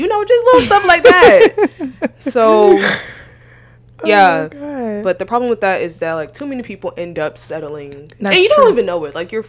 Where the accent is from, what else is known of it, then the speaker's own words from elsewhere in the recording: Atlanta, Georgia, United States; moved away as an adult; now in Houston, United States; I'm from Georgia, and I moved to UH without knowing nobody.